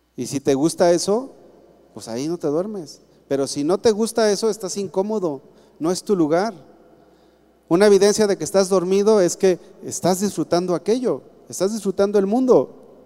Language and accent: Spanish; Mexico; yo soy cristiano y después mexicano.